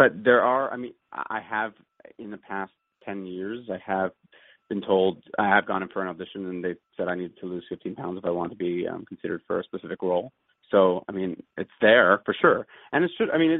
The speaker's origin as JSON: {"language": "English", "town": "Wallingford", "region": "Pennsylvania", "country": "United States", "tie": "born or raised there", "said": "Wallingford, Pennsylvania, which is right outside of Philadelphia and near Swarthmore."}